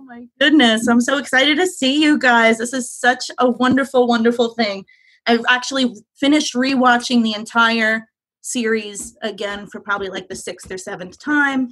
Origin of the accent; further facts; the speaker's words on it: Long Island, New York, United States; accent: New York; moved away as an adult; now in Philadelphia, United States; I grew up in Long Island. I'm a Long Island girl